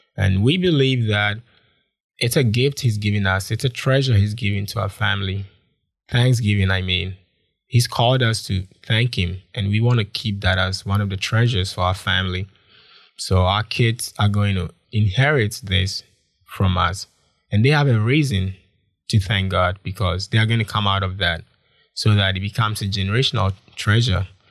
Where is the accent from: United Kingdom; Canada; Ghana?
Ghana; Konongo, Ashanti; moved away as an adult; also born or lived in Kumasi / Accra; now in Changchun, China; I'm from Ghana, West Africa, and I grew up in a lot of places. I grew up in Kumasi, I grew up in Accra, but I was born in a town called Konongo.